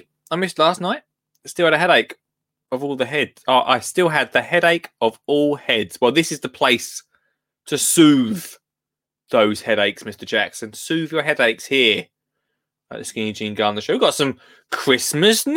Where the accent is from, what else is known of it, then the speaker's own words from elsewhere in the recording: Essex, East of England, United Kingdom; I'm from Essex, but I'm not just any Essex person. I mean, VIP Essex, which is Colchester and Tendrin